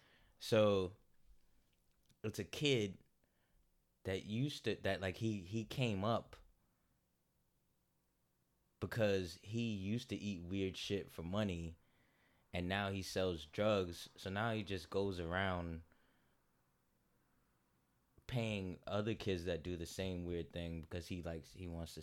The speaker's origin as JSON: {"language": "English", "region": "New York", "country": "United States", "tie": "born or raised there", "said": "Well, I grew up"}